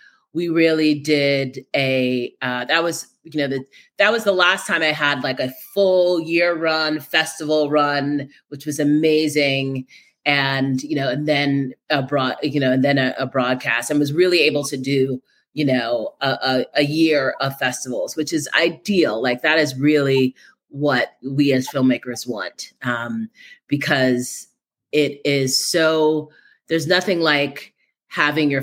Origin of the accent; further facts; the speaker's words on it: New York City, New York, United States; I'm a native New Yorker, born and bred